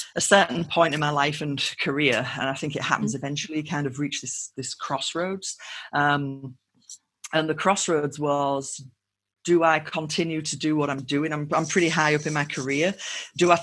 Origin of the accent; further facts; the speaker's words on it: United Kingdom; accent: UK; moved away as an adult; also born or lived in United States; my normal accent from the UK